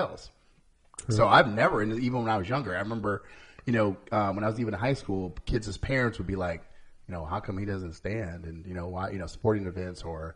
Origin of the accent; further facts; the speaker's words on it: Cedar Rapids, Iowa, United States; my growing up in Cedar Rapids